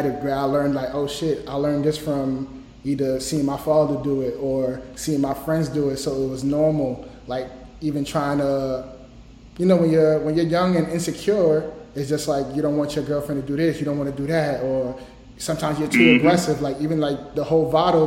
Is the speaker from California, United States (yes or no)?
no; New York, United States; I'm from New York